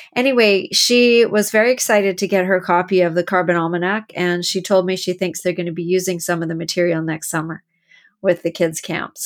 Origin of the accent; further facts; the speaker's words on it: Canada; I'm from Canada